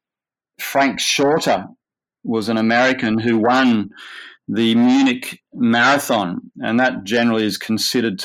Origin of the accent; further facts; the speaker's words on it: Manly, New South Wales, Australia; I grew up in Manly, and I went to Manly Boys High School